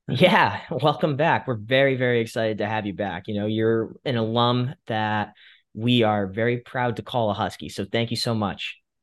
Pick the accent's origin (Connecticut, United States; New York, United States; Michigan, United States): Connecticut, United States; Fairfield County; I'm from Fairfield County.